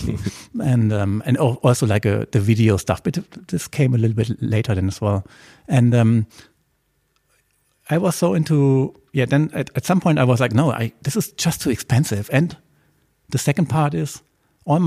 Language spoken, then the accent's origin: English; Germany; I grew up on the German countryside, in a very small village with 600 inhabitants